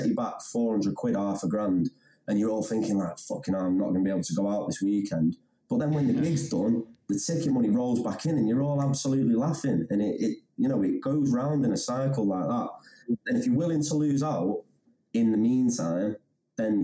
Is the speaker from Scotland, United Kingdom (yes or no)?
no; Handforth, North West England, United Kingdom; I'm from Hamforth, and I went to Wilmslow High School